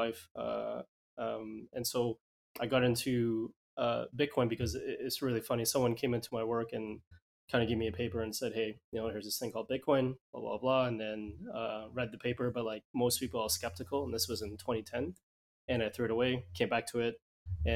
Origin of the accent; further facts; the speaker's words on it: Edmonton, Alberta, Canada; moved away as an adult; also born or lived in Vancouver; now in Vietnam; I grew up in Canada, yeah. I grew up in a little small city, I guess, called Edmonton, and then I moved over to Vancouver, and I spent most of my time there